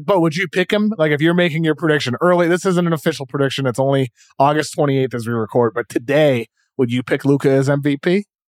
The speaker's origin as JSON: {"language": "English", "town": "Brockton", "region": "Massachusetts", "country": "United States", "tie": "born or raised there", "said": "I grew up in Brockton, Massachusetts, which has the highest population of Cape Verdeans in the United States"}